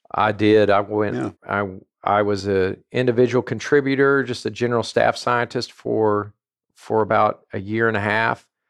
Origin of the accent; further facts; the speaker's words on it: southern Indiana, United States; also born or lived in Louisville, Kentucky / Bloomington, Indiana; I grew up uh, around Louisville in in southern Indiana. Uh, when I was in the fourth grade, we moved to a small town outside of Bloomington, Indiana, uh-huh. and went through high school there